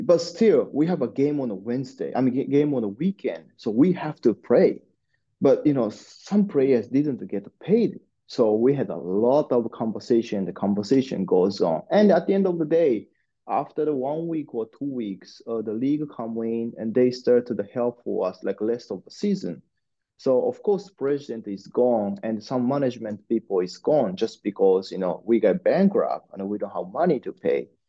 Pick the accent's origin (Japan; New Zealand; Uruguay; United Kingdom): Japan; Osaka; I born and raised in Osaka, uh, which the second largest town in Japan